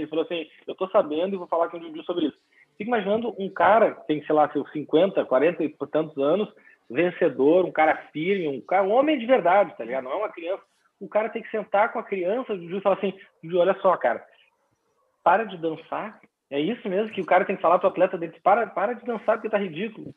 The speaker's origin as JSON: {"language": "Portuguese", "town": "Porto Alegre", "region": "Rio Grande do Sul", "country": "Brazil", "tie": "born or raised there", "moved": "yes", "said": "tô aqui em, em Porto Alegre, minha terra natal aqui para essa final de ano"}